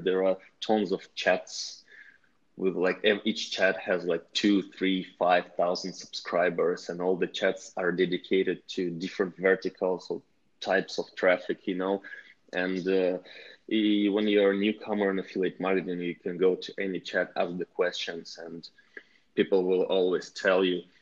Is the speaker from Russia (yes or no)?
yes; Russia; we are team from Russia